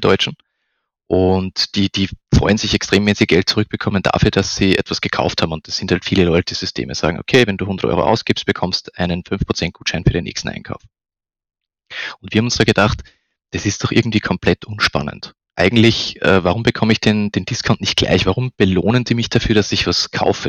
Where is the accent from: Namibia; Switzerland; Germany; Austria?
Austria; Upper Austria; moved away as an adult; now in Vienna, Austria; bin ursprünglich aus Oberösterreich, bin äh, zum Studieren nach Wien gekommen